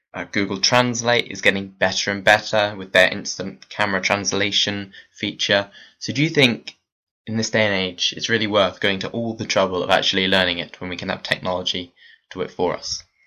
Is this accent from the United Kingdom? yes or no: yes; South Wales, United Kingdom; I'm seventeen and I'm from South Wales in the United Kingdom.